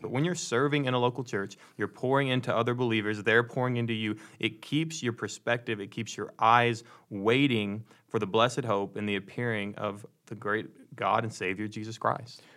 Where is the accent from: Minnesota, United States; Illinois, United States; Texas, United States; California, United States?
Texas, United States; Ladonia; I'm from Dallas, but I'm from way outside of Dallas